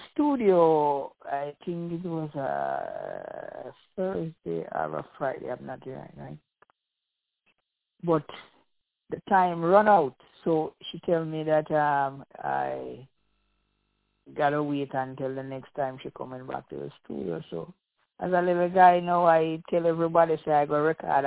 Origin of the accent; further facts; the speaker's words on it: Saint Mary Parish, Jamaica; also born or lived in Kingston, Jamaica; I was born in Kingston and grew up in the parish of St. Mary